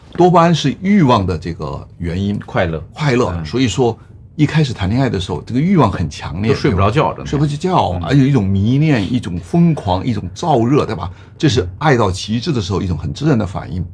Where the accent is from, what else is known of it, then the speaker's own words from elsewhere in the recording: Hunan, China; 我湖南人爱吃臭豆腐